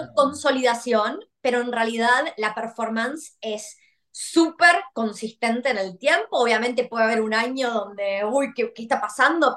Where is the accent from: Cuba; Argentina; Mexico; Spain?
Argentina; now in Australia; siendo argentina